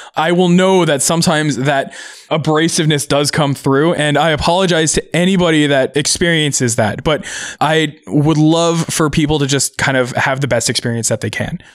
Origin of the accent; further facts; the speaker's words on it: Seattle, Washington, United States; also born or lived in Auburn, Washington / Bellevue, Washington / Tacoma, Washington / Redmond, Washington; I've been actually kind of in the Seattle area my entire life